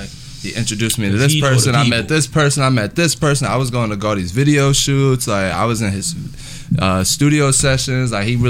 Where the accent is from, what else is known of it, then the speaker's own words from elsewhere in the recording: New Jersey, United States; also born or lived in Philadelphia / Las Vegas; now in California, United States; I'm coming from Jersey to Philly. You mm-hmm. know, Philly's home for me now.